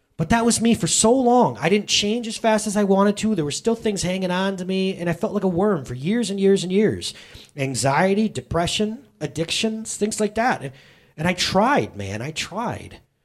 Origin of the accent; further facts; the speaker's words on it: United States; I'm an American